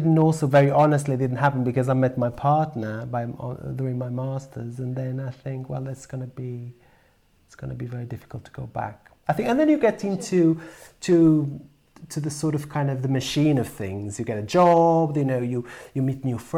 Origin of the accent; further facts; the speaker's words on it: Porto, Norte, Portugal; English is a second language; moved away as an adult; now in Wales, United Kingdom; the Porto where I was born, the second major city in Portugal